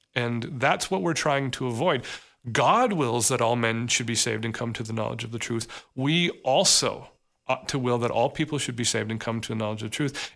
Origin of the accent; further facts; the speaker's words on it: United States; we as an American society